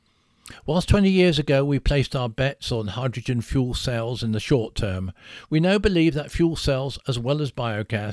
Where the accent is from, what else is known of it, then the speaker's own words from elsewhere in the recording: Salisbury, South West England, United Kingdom; my hometown of Salisbury